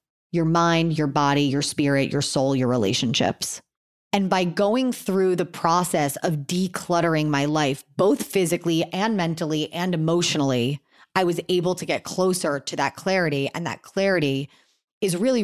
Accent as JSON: {"language": "English", "town": "Miami", "region": "Florida", "country": "United States", "tie": "born or raised there", "said": "I grew up in Miami in a pretty well-off family."}